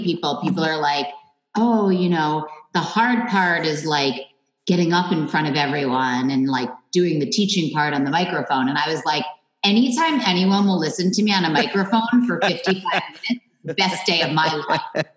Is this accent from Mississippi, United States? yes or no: no; New York City, New York, United States; moved away as an adult; now in Westport, Connecticut, United States; I grew up in Manhattan